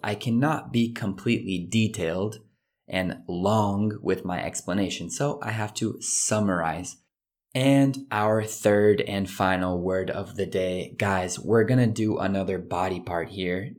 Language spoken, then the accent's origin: English; United States; being an American